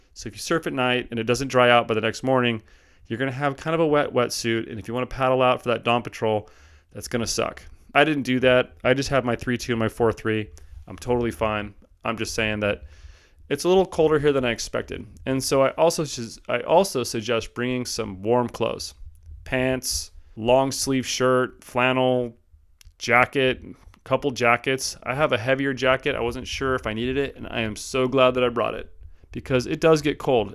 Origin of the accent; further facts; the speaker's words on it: Southern California, United States; moved away; I'm from originally Southern California